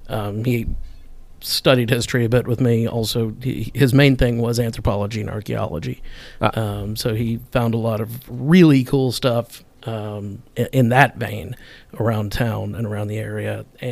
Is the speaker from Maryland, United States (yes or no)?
yes; Baltimore, Maryland, United States; born there; also born or lived in New Orleans; I was born in Baltimore, but I like to say I'm from New Orleans.